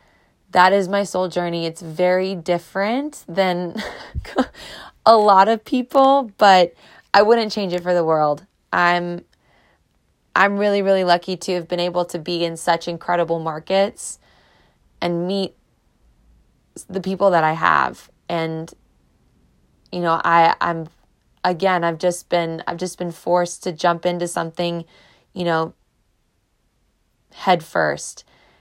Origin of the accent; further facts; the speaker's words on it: Clearwater, Florida, United States; I love Florida. You guys know I'm a Florida girl. I was born in Clearwater.